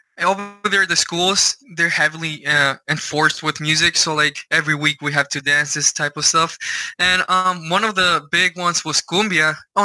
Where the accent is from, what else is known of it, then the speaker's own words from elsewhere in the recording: Mexico; now in United States; I grew up in Mexico